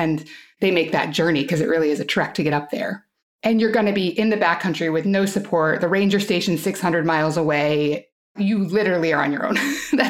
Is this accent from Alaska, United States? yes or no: yes; Alaska, United States; moved away as an adult; So when I grew up in Alaska, I lived there from when I was five until I was in college.